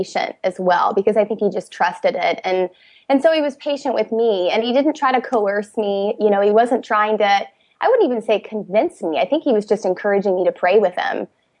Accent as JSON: {"language": "English", "region": "Indiana", "country": "United States", "moved": "as an adult", "lives_now": "Washington, D.C., United States", "said": "We're from the Midwest, we're from Indiana."}